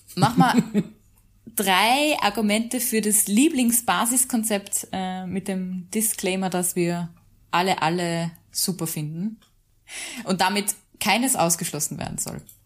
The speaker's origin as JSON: {"language": "German", "area": "Mühlviertel", "region": "Upper Austria", "country": "Austria", "tie": "born or raised there", "moved": "yes", "lives_now": "Salzburg, Austria", "said": "ich komme eigentlich aus Mühlviertel ursprünglich"}